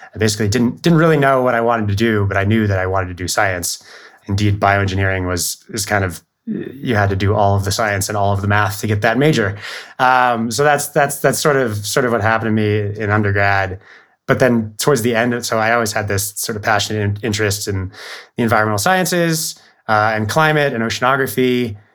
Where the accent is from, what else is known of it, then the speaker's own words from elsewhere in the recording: Bellevue, Washington, United States; I grew up outside of Seattle in Bellevue.